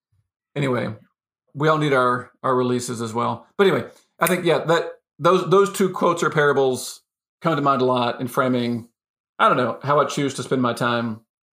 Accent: United States; I grew up in the States, in the U.S., in a family that stayed together, lots of extended family, you know, had 12 years of Catholic schooling, middle class upbringing, et cetera, et cetera.

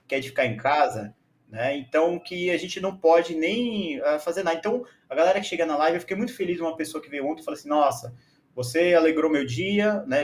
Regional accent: São Paulo, Brazil; eu trabalhei em escolas bilíngues aqui no, em São Paulo, sou de São Paulo

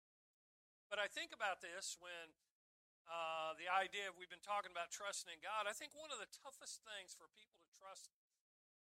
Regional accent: United States; as an American

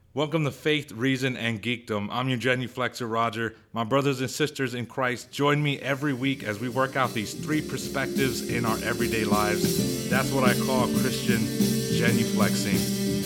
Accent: United States; I'm an American

